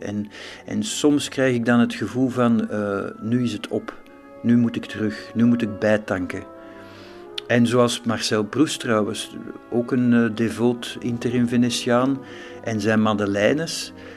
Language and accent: Dutch; Belgium; want dat zou ik zijn als Belg